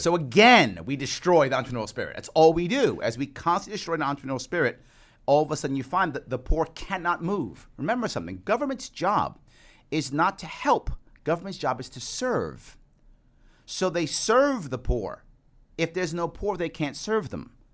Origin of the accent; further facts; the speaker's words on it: New York City, New York, United States; also born or lived in Queens, New York City; I was born in Manhattan, raised in the, in the South Bronx. I live in Queens